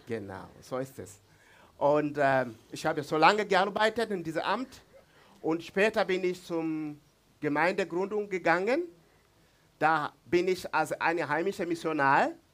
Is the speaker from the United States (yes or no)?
no; Mbeya, Tanzania; first language Swahili; German is a second language; Ich komme von Mbeya, aus Mbeya, diese Region. in der Nähe von Sambia und Malawi. Das ist mein Zuhause.